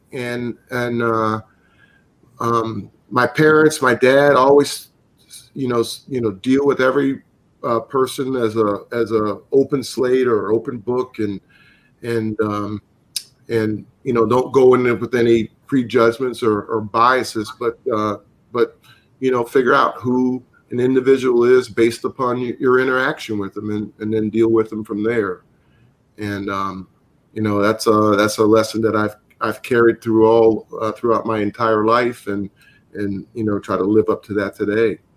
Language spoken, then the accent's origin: English; the South, United States; that's having growing up in the South.